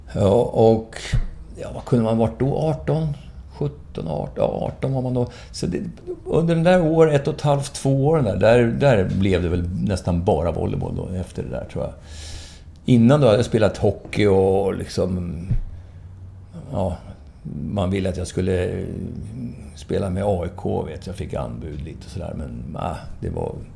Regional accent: Valdemarsvik, Östergötland, Sweden; jag är från Valdemarsvik i Östergötland som ligger fem mil söder om mm. Norrköping

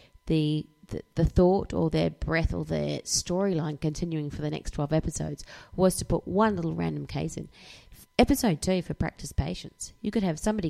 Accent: England, United Kingdom; I'm like English

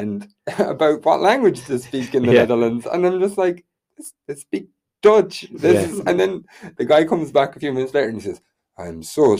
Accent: west of Ireland, Ireland; my hometown, which is kind of quite a small town in the west of Ireland

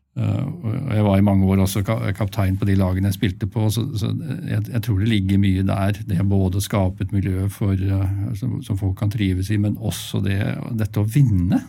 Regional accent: Asker, Akershus, Norway; moved away as an adult; also born or lived in Bergen; i Asker, så var jeg, der jeg vokste opp

